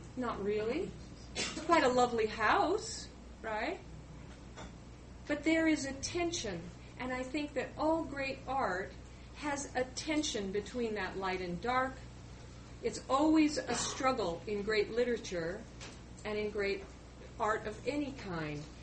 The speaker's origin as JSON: {"language": "English", "region": "Pacific Northwest", "country": "United States", "tie": "born or raised there", "said": "I grew up in the Pacific Northwest"}